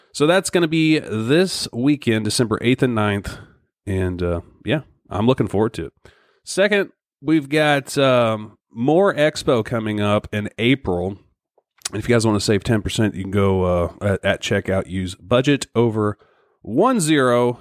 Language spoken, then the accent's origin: English; Missouri, United States; my home state of Missouri